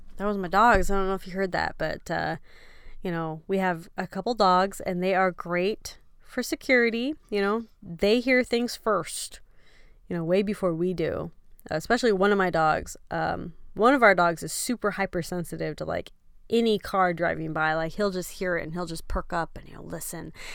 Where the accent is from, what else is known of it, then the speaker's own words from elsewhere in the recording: Texas, United States; moved away; we are from Texas